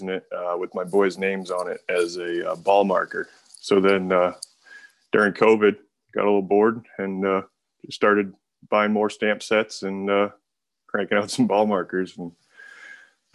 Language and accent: English; South Portland, Maine, United States; I grew up in South Portland. I live in Portland now